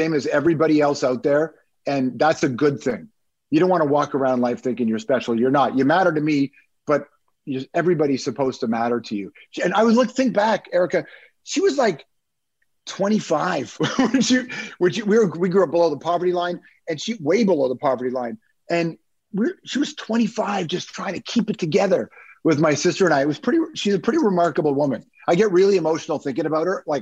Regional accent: Toronto, Ontario, Canada; also born or lived in Malton; we grew up in Toronto, West Side. So I don't know who knows the city, but I grew up in Rexdale

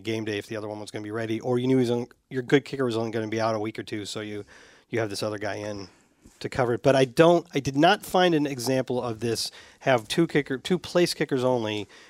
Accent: Tampa, Florida, United States; now in Atlanta, United States; I was born and raised in Tampa, now living in Atlanta, and love listening to the Salty Dogs on my drive to work while battling the Atlanta traffic.

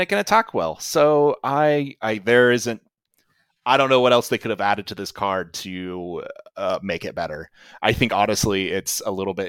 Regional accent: Kansas, United States; I grew up in Kansas

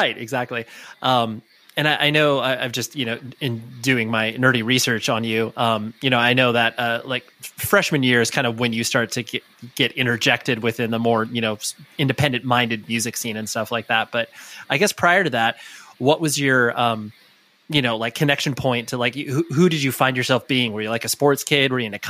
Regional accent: California, United States; Yeah. I mean, I live in Newport Beach, but I've moved around all, you know, in the Orange County area.

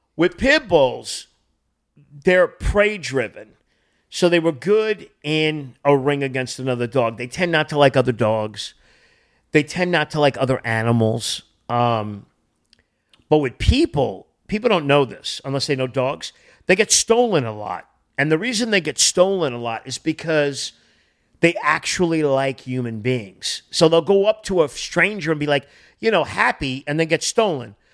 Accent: Boston, New England, United States; also born or lived in Connecticut; now in Los Angeles, United States; I grew up in New England, Boston

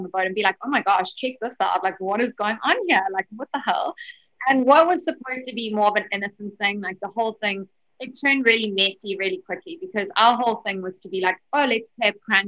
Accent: South Africa; I'm obviously a South African culture

